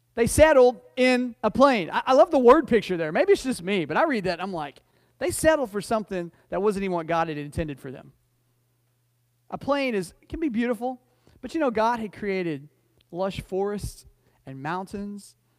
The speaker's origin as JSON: {"language": "English", "country": "United States", "said": "I'm as American as anybody else"}